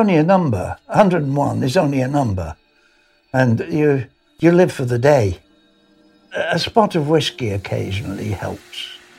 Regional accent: Birkenhead, North West England, United Kingdom; I was born in Birkenhead, in the Wirral, Cheshire. Apart from the war and the time I was at college, I've been all there all my life.

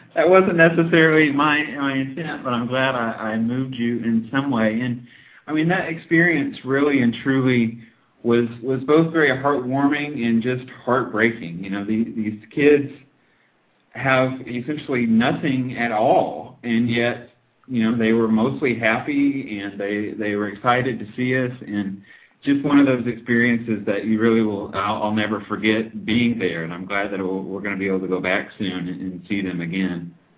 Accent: United States; moved away as an adult; now in China; as an American

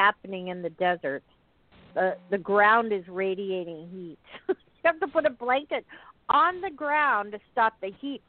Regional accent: Southwest, United States; I grew up in the Southwest where it's 100 and whatever in May all through till October.

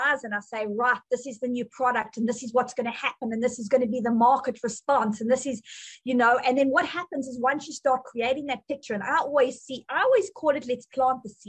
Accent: South Africa; accent: South African; moved away as an adult; now in United States; I came from South Africa

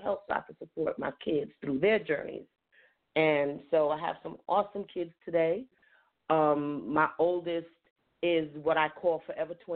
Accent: New York City, New York, United States; moved away as an adult; also born or lived in Yonkers, New York; now in Durham, North Carolina, United States; I am originally from the Bronx, New York.

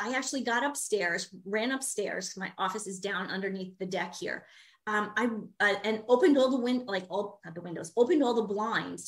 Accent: New York, United States; moved away as an adult; now in Minnesota, United States; I'm from the East Coast originally. I'm from New York.

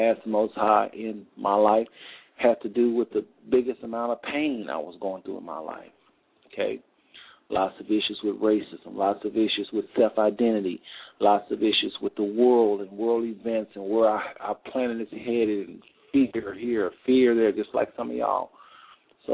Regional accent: United States; as a young man growing up in America

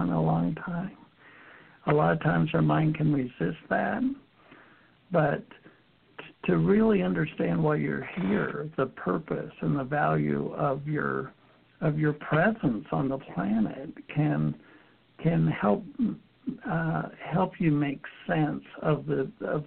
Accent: Utah, United States; I was raised Mormon in Utah

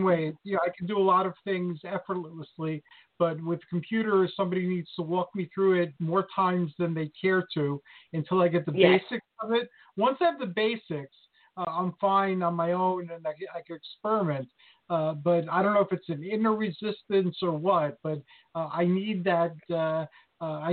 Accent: Greece; moved away; I was growing up in Greece

